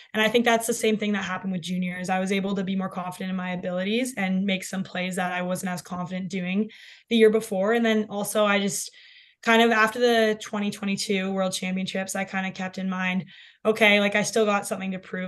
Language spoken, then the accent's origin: English; London, Ontario, Canada; growing up in London